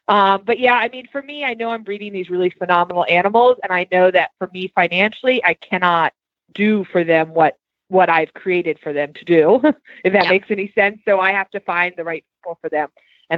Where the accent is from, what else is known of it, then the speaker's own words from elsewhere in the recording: Virginia, United States; now in Lexington, United States; Yeah, so we're located right outside of Lexington, Kentucky now. We've been here for about 3.5 years. I came from Southern Virginia.